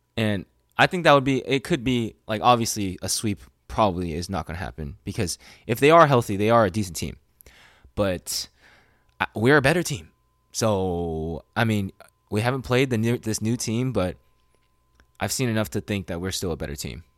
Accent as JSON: {"language": "English", "town": "Sacramento", "region": "California", "country": "United States", "tie": "born or raised there"}